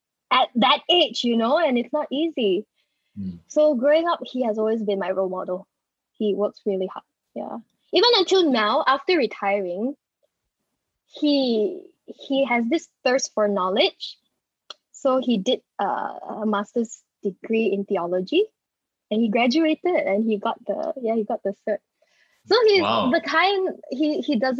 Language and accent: English; Pahang, Malaysia; also born or lived in Port Dickson, Malaysia; We're all from Pahang